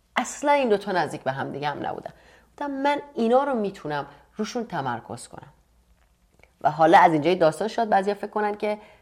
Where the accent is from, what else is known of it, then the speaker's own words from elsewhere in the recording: Iran; moved away; توی ایران هم که بودم مهاجرت کردم